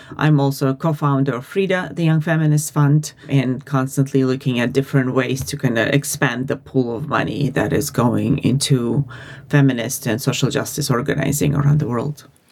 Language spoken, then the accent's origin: English; Uzbekistan; moved away as an adult; now in United States; I'm originally from Uzbekistan and I'm Armenian. I have been living in the US for the last 20 or oh, so years